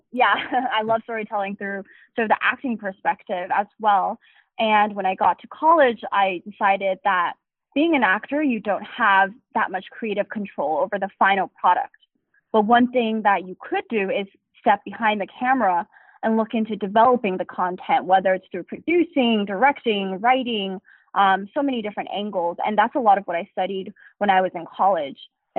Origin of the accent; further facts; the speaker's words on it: Durham, North Carolina, United States; born there; also born or lived in Asia; I was born in North Carolina.